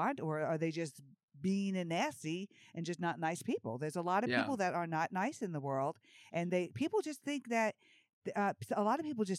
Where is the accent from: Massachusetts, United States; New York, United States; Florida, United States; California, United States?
New York, United States; moved away as an adult; also born or lived in Georgia; I was from New York going to school in Georgia